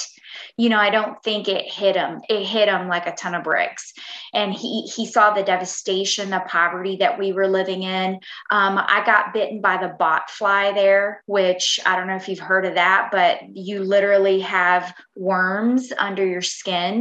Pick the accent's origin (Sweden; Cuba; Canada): Cuba; now in United States; I was born in Cuba